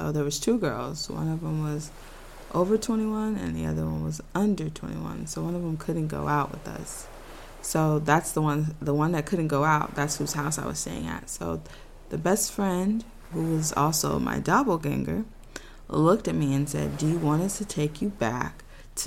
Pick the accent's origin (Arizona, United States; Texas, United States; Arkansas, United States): Texas, United States; I'm from Texas.